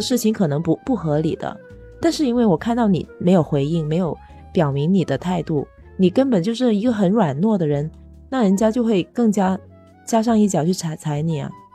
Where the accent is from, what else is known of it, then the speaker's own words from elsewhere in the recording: China; moved away; also born or lived in Japan; 我是一个中国人